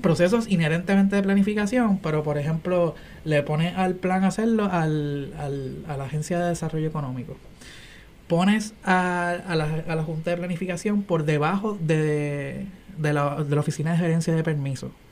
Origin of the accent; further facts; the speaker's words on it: Bayamón, Puerto Rico; also born or lived in Caguas / Guaynabo / San Juan; estudié en Guaynabo, a pesar de que me crié en Bayamón y Cagua